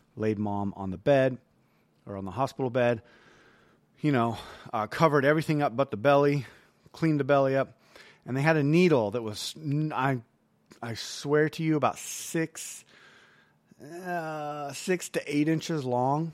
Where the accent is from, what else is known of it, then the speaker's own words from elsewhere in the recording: United States; as American